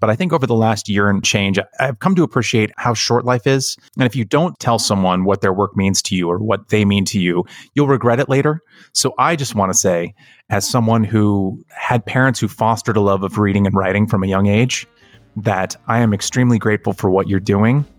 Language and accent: English; California, United States; having been born and raised in California